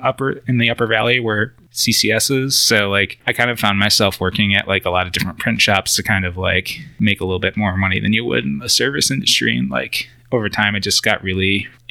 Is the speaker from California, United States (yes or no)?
no; an hour south of Buffalo, New York, United States; moved away; I grew up like an hour south of Buffalo, New York